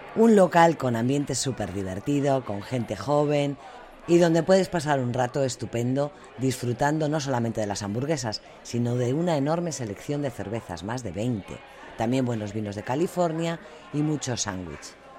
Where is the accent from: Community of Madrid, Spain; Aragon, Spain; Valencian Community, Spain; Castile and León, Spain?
Community of Madrid, Spain; Madrid; moved away as an adult; now in United States; soy de Madrid. Y por supuesto que como española